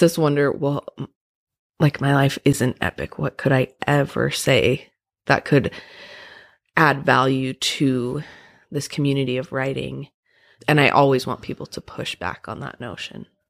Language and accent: English; Provo, Utah, United States; I grew up in Provo and went to B Y U